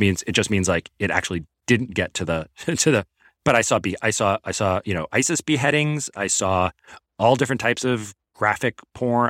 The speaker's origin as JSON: {"language": "English", "town": "New York City", "region": "New York", "country": "United States", "tie": "born or raised there", "also_born_or_lived": "Long Island (516 area code)", "said": "I grew up in Queens."}